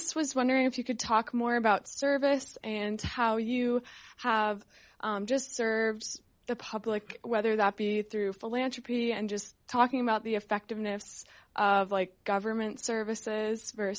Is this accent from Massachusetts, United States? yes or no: yes; Massachusetts, United States; I'm from Massachusetts